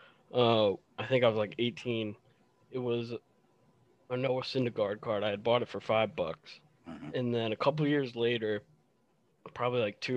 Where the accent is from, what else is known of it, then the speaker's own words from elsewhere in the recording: Hartford, Connecticut, United States; moved away as an adult; also born or lived in Massachusetts / New York; now in Boston, United States; I grew up in Connecticut originally, in the Hartford area